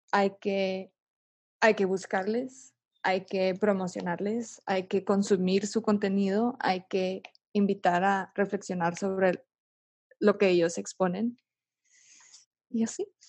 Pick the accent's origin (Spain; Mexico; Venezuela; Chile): Mexico; nosotros como mexicanas y mexicanos